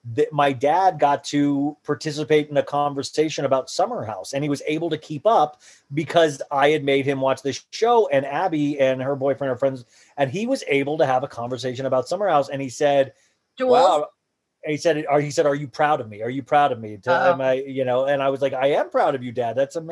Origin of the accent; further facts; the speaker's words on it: Columbus, Ohio, United States; Yeah, that's where I was born, in Columbus, Ohio. And that's where my parents lived their whole lives, or Buckeyes, Ohio State.